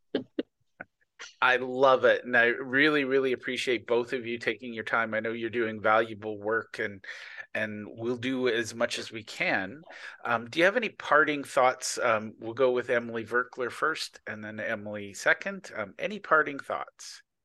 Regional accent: Canada; I'm Canadian, not American

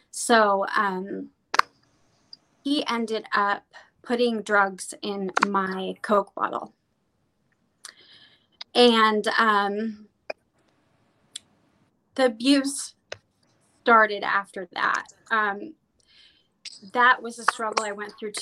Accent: Vancouver, Washington, United States; I'm actually from Vancouver, Washington, but it's right next to Oregon.

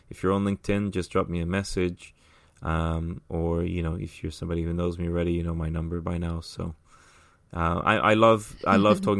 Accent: São Paulo, Brazil; born there; also born or lived in England / United States / Middle East / Ireland; so I was born in Brazil, in São Paulo. Um, I lived. I've lived in the states. I've lived in England for most of my life.

